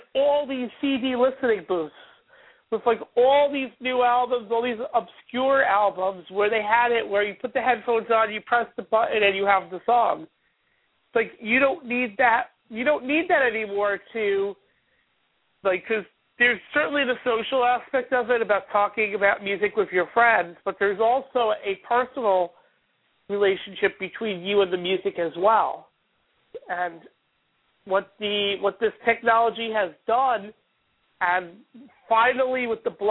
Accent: New York City, New York, United States; being a New Yorker

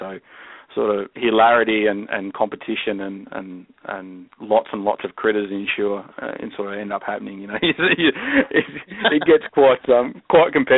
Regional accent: Australia

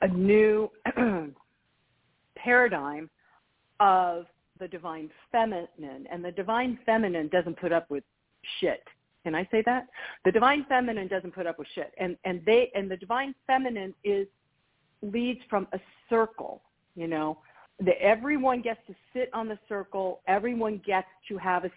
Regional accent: California, United States; I'm from California

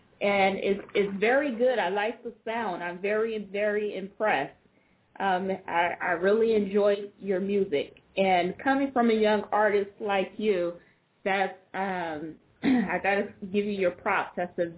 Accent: Oakland, California, United States; But being that I'm a native of Oakland as well. I was born and raised in East Oakland.

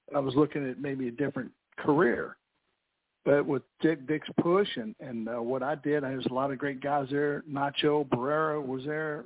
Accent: New Albany, Indiana, United States; I'm from originally from New Albany, Indiana.

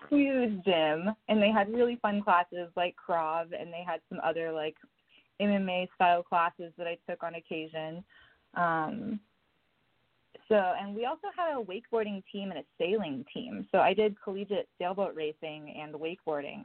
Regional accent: Oklahoma, United States; also born or lived in Tennessee; now in Los Angeles, United States; I was born in Tennessee, but I spent a lot of my lifetime being raised in Oklahoma on a ranch

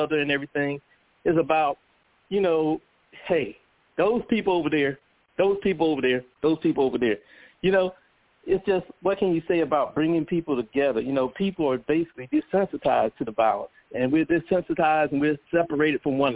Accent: United States; a black person growing up in America

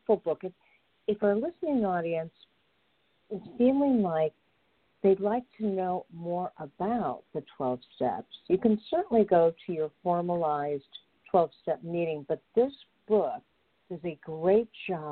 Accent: Indianapolis, Indiana, United States; I'm from Indianapolis.

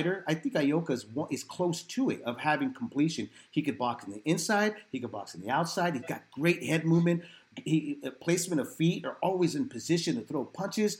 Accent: San Jose, California, United States; I was born and raised in San Jose downtown

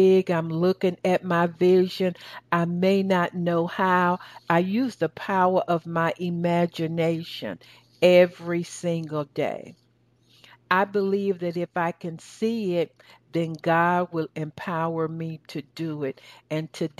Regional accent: the South, United States; accent: southern; That's my southern accent

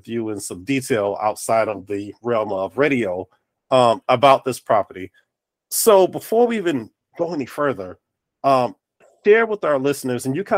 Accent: North Carolina, United States; also born or lived in New Jersey; I was raised in North Carolina

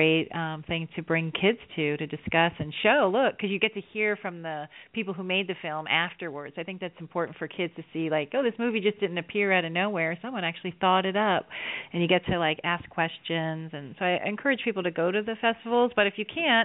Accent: South Florida, United States; I grew up in South Florida

